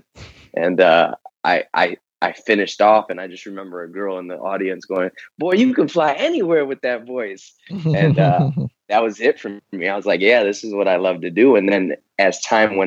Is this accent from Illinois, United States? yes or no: yes; Chicago, Illinois, United States; moved away as an adult; also born or lived in Las Vegas; now in Texas, United States; being a city boy growing up in Chicago and spending 30 plus years out there